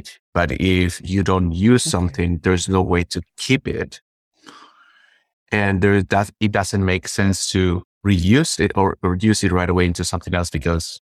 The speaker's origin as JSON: {"language": "English", "country": "Peru", "said": "I'm from Peru"}